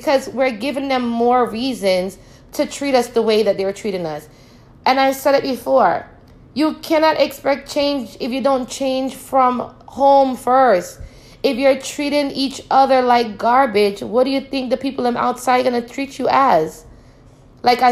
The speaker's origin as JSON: {"language": "English", "country": "Jamaica", "tie": "born or raised there", "moved": "yes", "said": "Growing up in Jamaica"}